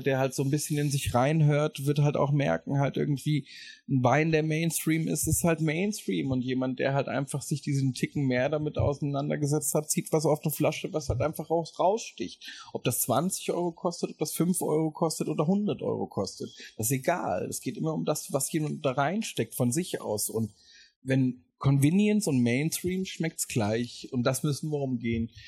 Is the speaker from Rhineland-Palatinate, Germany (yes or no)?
yes; Mainz, Rhineland-Palatinate, Germany; das ist so ein bisschen halt irgendwie Mainz, meine Heimat.